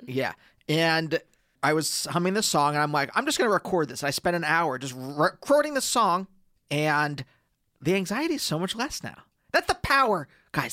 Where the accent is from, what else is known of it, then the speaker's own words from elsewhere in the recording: Reading, Pennsylvania, United States; when I was a teenager, uh, growing up in Pennsylvania